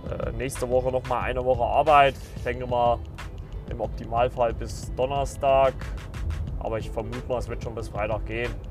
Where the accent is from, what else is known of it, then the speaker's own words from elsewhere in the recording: Saxony, Germany; born there; Also ich bin ja in Sachsen geboren und also ich würde nicht behaupten, dass ich einen sächsischen Dialekt habe.